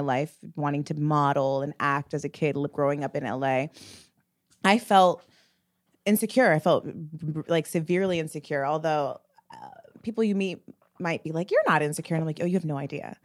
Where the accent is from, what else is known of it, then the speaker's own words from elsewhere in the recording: the Valley, California, United States; me and Mila are two Black women that grew up in the Valley.